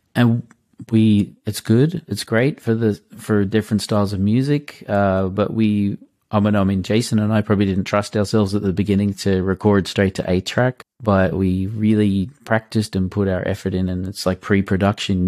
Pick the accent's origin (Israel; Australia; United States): Australia; also born or lived in Munich, Germany; now in Germany; I'm an Australian in Munich